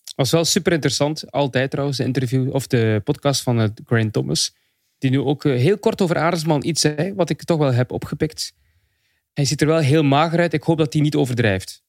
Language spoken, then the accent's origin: Dutch; Belgium; ik ben een Belg